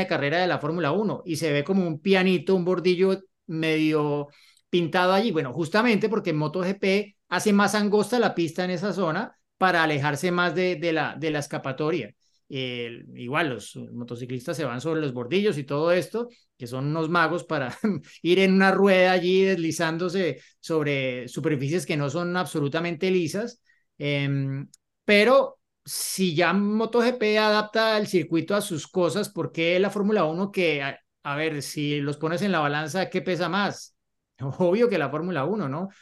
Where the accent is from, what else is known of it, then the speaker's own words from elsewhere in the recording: Colombia; cuando me volví para Colombia